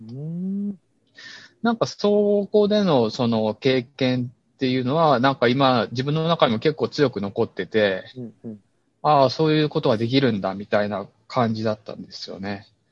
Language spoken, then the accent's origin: Japanese; Ukiha, Fukuoka, Japan; also born or lived in Tokyo; ここは僕が、えっ、ー、と、生まれ育った町なんですよ